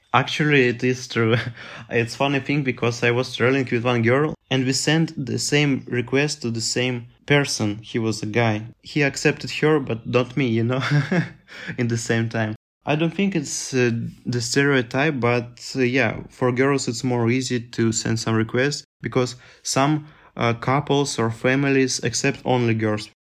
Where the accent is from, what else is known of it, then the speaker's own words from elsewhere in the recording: Minsk, Belarus; English is a second language; I was staying in Minsk, capital of Belarus